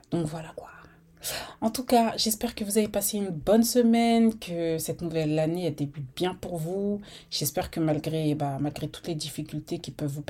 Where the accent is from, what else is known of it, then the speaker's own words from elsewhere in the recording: Rouen, Normandy, France; j'ai 34 ans, je viens de Rouen, je l'ai dit ça, je viens de Normandie, je l'ai dit.